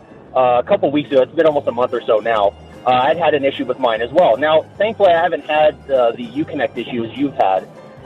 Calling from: California, United States; I am calling from California.

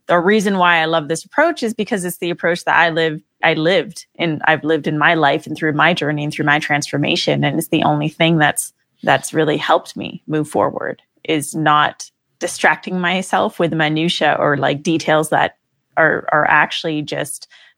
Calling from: Redondo Beach, California, United States; Yes, from LA. And for those of you who know LA, I'm coming specifically from Redondo Beach, the sleepy beach town of Redondo.

